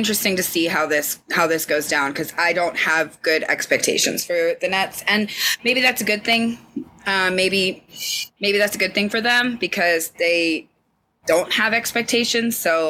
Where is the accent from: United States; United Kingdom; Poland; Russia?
United Kingdom; England; Now I'm English, you twat.